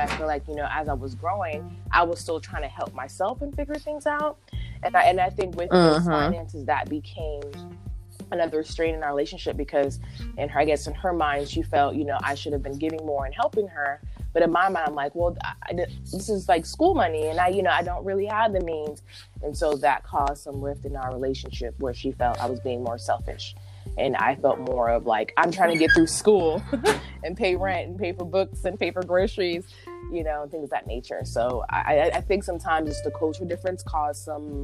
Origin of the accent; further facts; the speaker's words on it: United States; a born American